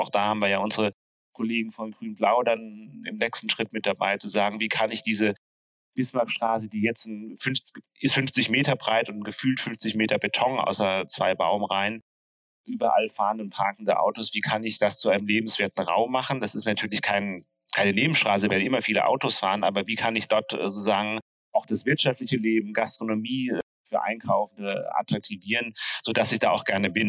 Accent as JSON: {"language": "German", "town": "Neustadt an der Weinstraße", "region": "Rhineland-Palatinate", "country": "Germany", "tie": "born or raised there", "also_born_or_lived": "Dresden", "moved": "as an adult", "lives_now": "Berlin, Germany", "said": "meine Heimatstadt Neustadt an der Weinstraße in Rheinland-Pfalz"}